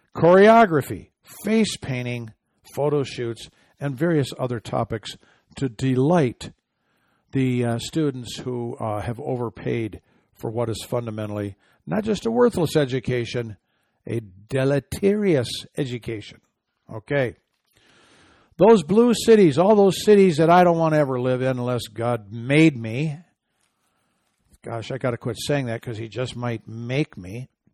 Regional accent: Michigan, United States; Home state of Michigan

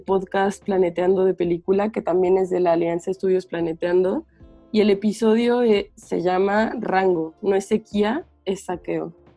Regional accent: Morelia, Michoacán, Mexico; now in Mexico City, Mexico; yo soy de Morelia, y, pero vivo en la Ciudad de México

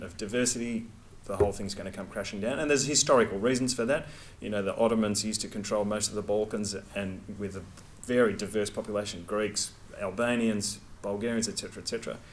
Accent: Australia; I'm from Australia, I'm a researcher

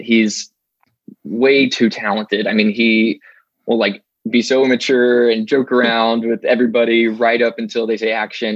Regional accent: Arkansas, United States; moved away as an adult; now in Los Angeles, United States; I grew up in Arkansas

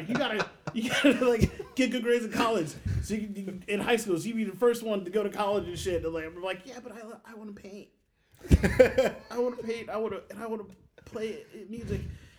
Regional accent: Belleville, Illinois, United States; also born or lived in East St. Louis, Illinois; Yeah, I'm from Belleville by way of fucking East. I lived in East St. Louis for a little bit, and then my family moved to Belleville when I was in like sixth grade or something like that.

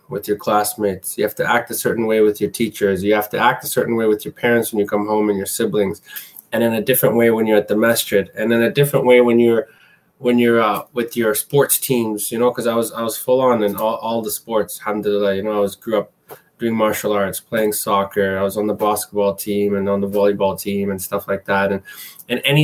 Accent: Canada; also born or lived in Middle East / Asia; growing up in Canada, it was as first generation. I can specify that because, I came here when I was about 4 or 5 years old

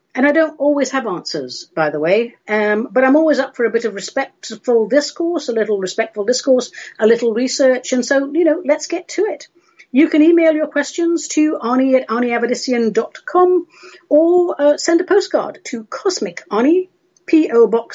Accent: England, United Kingdom; The marmalade you and I grew up with back in England, that's made from the rind of Seville oranges.

